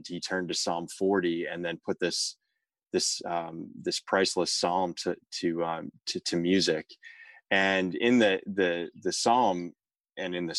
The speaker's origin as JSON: {"language": "English", "region": "Northern New Jersey", "country": "United States", "said": "I'm from Northern New Jersey"}